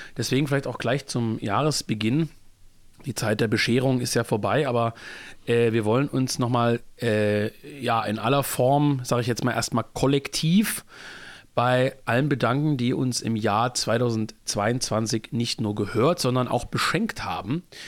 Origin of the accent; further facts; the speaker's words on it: Germany; als Deutscher